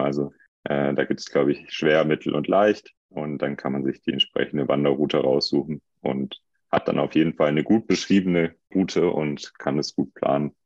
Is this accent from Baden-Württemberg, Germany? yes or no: yes; Hinterzarten, Baden-Württemberg, Germany; ich komme aus Hinterzarten